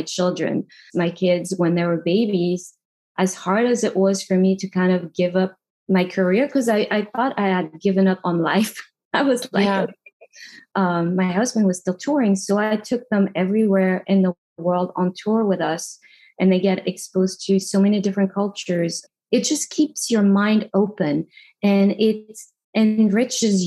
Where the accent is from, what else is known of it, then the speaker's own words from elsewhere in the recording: Paris, Île-de-France, France; moved away; growing up in Paris was great. Until I moved out of Paris